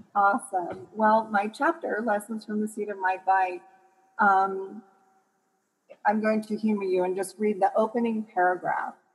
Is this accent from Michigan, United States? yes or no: yes; Michigan, United States; now in Colorado, United States; I live in Colorado, so our hills are a little bit bigger than um, when I grew up in Michigan.